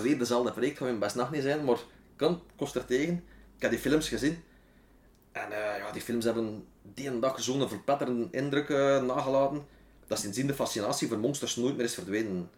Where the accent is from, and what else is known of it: Wetteren, Flanders, Belgium; born or raised there